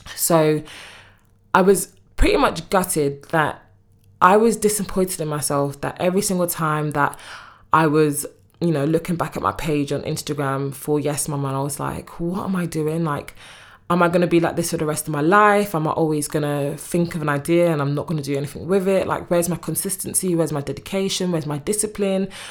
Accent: United Kingdom; also born or lived in Congo; I'm from the U K

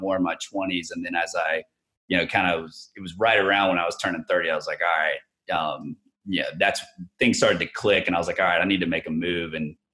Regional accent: Tallahassee, Florida, United States; moved away as an adult; also born or lived in Jacksonville, Florida; So I moved over to Jacksonville. I was from Tallahassee

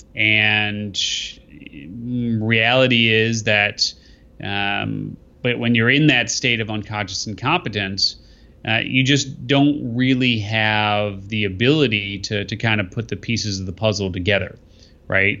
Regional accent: Skokie, Illinois, United States; I grew up in, uh, in, in Skevenston

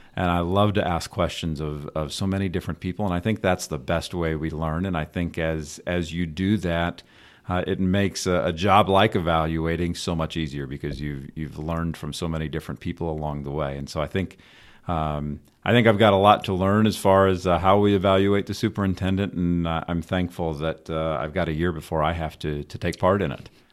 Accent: Northern Indiana, United States; also born or lived in Davenport, Iowa / Fishers, Indiana; We're, we're both from Northern Indiana, went to Ball State, so we've, we've been in Indiana

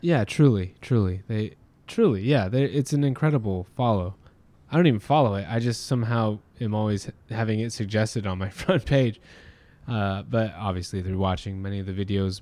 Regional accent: Orange County, California, United States; now in Long Beach, United States; I grew up in Orange County

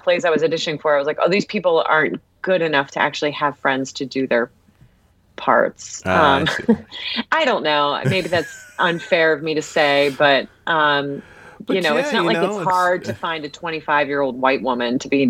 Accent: Ohio, United States; moved away as an adult; also born or lived in Washington, D.C.; So I'm from Ohio originally. And I just also wanted to get out of Ohio and go to a school in a city.

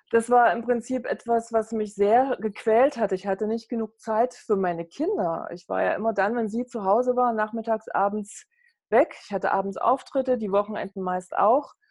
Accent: East Germany, Germany; Ich bin aufgewachsen in der DDR und damals habe ich mich wirklich auch durch Leistung definieren müssen.

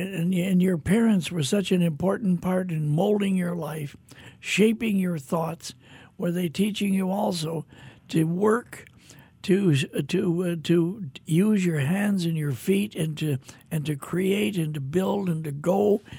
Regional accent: Minneapolis, Minnesota, United States; I grew up in Minneapolis, Minnesota, I was thinking driving to the studio today, I can remember when I was 6, 7 years old, this time of year wearing a snowsuit.

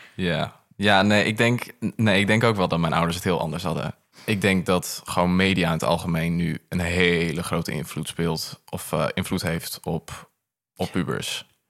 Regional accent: Groningen, Netherlands; ik kom uit Groningen

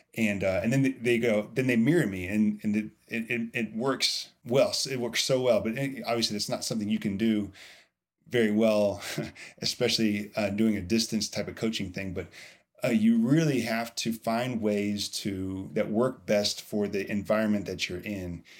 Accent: Indiana, United States; also born or lived in Louisville, Kentucky; I am from Indiana

